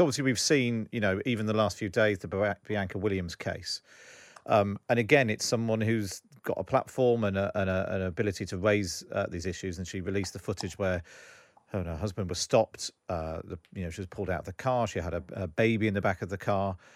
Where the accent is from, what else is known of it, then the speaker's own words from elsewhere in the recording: Somerset, South West England, United Kingdom; I grew up in Somerset